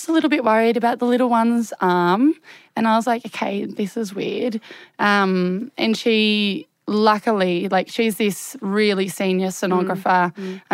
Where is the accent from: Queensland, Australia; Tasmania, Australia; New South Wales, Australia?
Tasmania, Australia; Hobart; I'm from Hobart